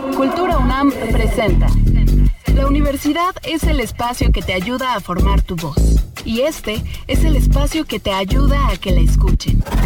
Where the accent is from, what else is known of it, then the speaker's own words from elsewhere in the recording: Santiago, Santiago Metropolitan Region, Chile; moved away as an adult; also born or lived in Mexico; now in Mexico City, Mexico; Soy de Santiago, soy de Santiago de Chile, pero ya vivo acá hace 16